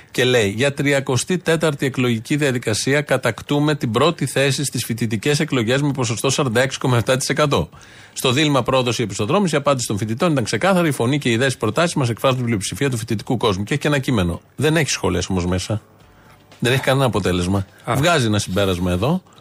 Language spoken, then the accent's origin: Greek; Aidipsos, Central Greece, Greece; Στα μέρη μου, κάτω, στην Εδιψό, πάνω.